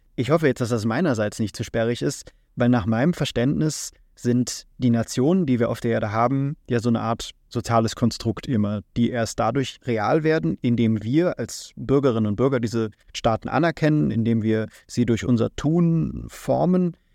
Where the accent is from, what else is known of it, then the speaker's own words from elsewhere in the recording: Germany; also born or lived in Japan; wir als Deutsche